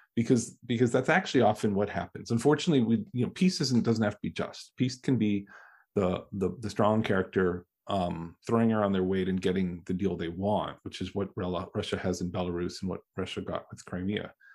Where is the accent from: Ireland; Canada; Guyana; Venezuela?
Canada; now in United States; I'm Canadian. I grew up Canadian